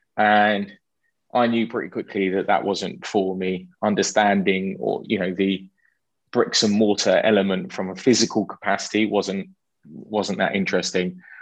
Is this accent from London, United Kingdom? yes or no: yes; London, United Kingdom; a Jewish boy growing up in London